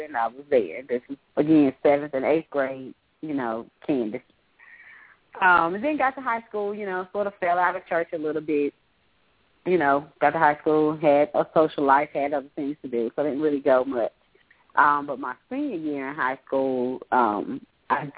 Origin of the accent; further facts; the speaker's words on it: Greensboro, North Carolina, United States; my hometown in Greensboro